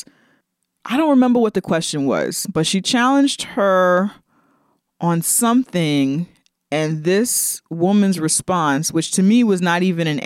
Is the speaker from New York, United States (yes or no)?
yes; New York City, New York, United States; growing up in the Bronx